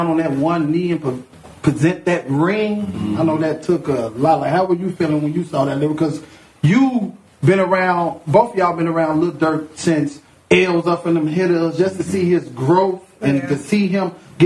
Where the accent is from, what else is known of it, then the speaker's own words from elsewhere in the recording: Chicago, Illinois, United States; I'm a Chicagoan